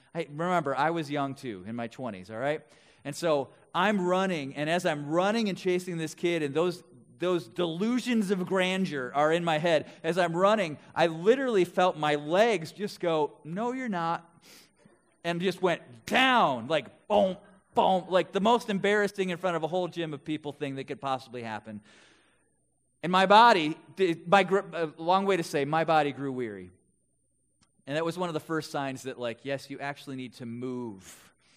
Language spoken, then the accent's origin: English; West Bend, Wisconsin, United States; now in Twin Cities, United States; I grew up in Wisconsin, in Milwaukee area, West Bend to be specific